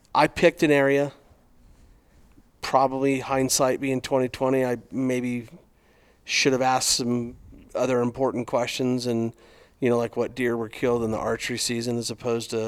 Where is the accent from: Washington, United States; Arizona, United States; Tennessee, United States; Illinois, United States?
Arizona, United States; growing up in Arizona